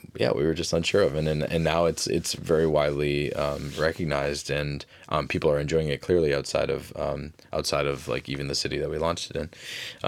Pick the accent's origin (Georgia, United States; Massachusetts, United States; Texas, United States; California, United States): Massachusetts, United States; Fitchburg; I grew up in Fitchburg, Massachusetts